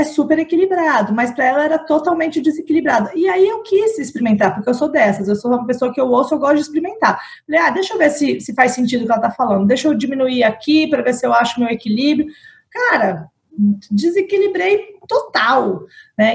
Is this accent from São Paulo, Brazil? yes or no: yes; São Paulo, Brazil; now in Vitória, Brazil; sou paulistana, mas moro em Vitória